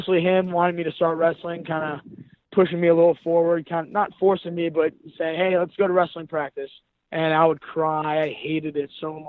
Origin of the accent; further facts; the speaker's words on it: Cleveland, Ohio, United States; growing up in Cleveland